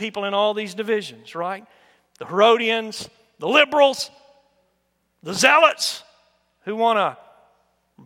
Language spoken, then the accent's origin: English; United States; I'm an American born here by God's will